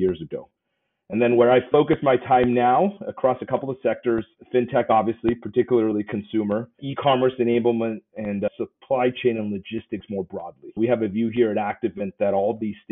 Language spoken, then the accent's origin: English; Southern California, United States; moved away as an adult; also born or lived in Taiwan; now in New York City, United States; grew up in Southern California in a master plan suburb